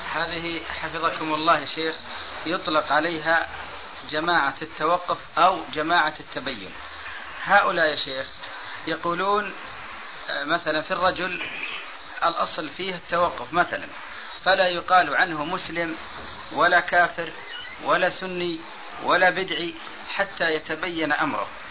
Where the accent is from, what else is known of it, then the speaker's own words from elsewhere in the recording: Saudi Arabia; عندنا في السعودية